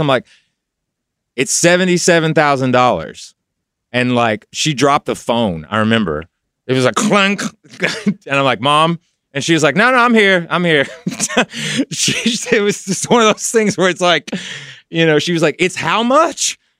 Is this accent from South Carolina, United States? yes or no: no; Knoxville, Tennessee, United States; moved away as an adult; I was in Knoxville when I got signed, so we did all the work in Kno, so I was still home